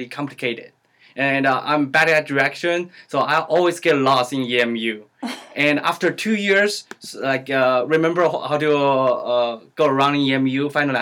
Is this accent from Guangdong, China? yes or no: no; Sichuan, China; English is a second language; moved away as an adult; now in Oregon, United States; I'm from China, Sichuan, and majoring in biology.